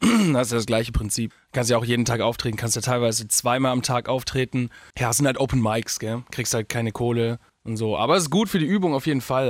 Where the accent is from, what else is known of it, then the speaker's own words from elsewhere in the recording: Augsburg, Bavaria, Germany; ich komme ja aus Augsburg, also wirklich aus Süden